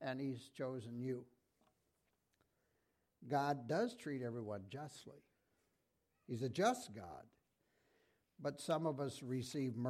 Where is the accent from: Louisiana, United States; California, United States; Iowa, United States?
Iowa, United States; I'm from Iowa